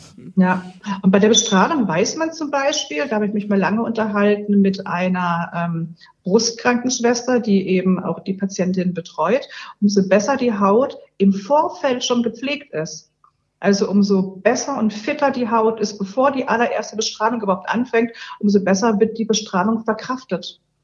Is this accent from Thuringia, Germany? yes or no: no; Berlin, Germany; ich komme aus Berlin und wir haben in Berlin, gerade wo ich wohne, ein sehr, sehr hartes Leitungswasser.